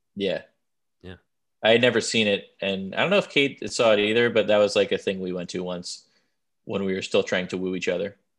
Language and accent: English; Smithtown, New York, United States; moved away; I'm from Long Island and like there are different parts of Long Island, but my Long Island